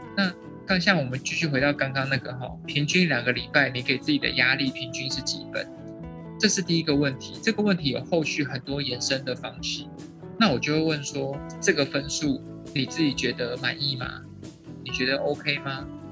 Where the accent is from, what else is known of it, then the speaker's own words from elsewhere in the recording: Taiwan; 我们台湾人的情绪教育不是这么的普及